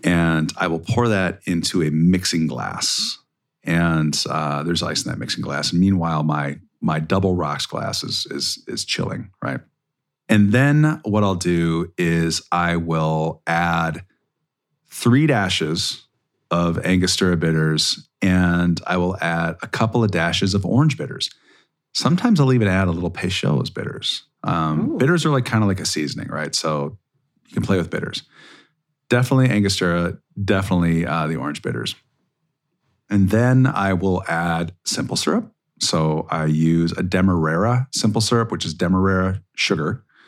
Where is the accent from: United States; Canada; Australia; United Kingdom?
United States; Minnesota; I'm from Minnesota